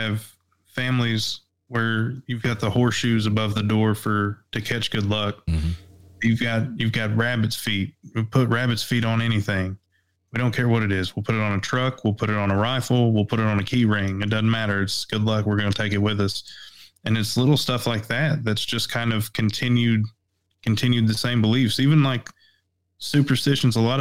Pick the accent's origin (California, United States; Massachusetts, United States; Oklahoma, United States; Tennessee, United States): Tennessee, United States; East; I was born and raised in East Tennessee